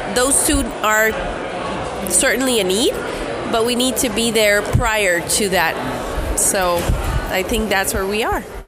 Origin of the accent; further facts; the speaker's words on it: Guatemala; I'm from Guatemala